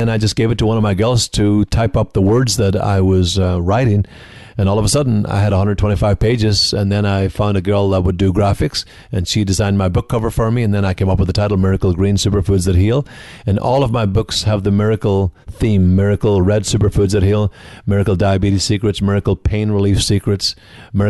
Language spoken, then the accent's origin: English; Donegal, Ulster, Ireland; moved away as an adult; also born or lived in Galway, Ireland; now in United States; I'm from the Northwest, though, Donegal in the Northwest of Ireland, 20 miles from Derry City, 90 miles from Belfast